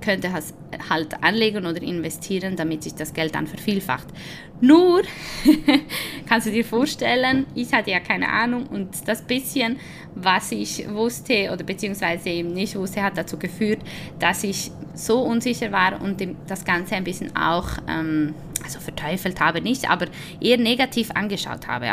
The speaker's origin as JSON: {"language": "German", "country": "Switzerland", "tie": "born or raised there", "said": "ich bin zwar Spanierin und Italienerin, aber ich bin in der Schweiz geboren"}